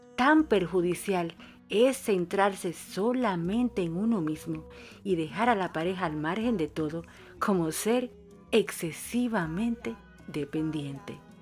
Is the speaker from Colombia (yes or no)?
no; Dominican Republic; now in Buenos Aires, Argentina